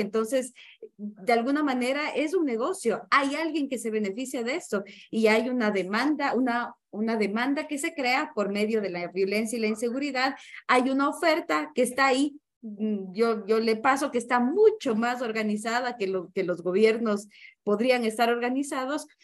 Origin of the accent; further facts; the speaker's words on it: Ecuador; Lo hablo con los pies en mi país, eh, en Ecuador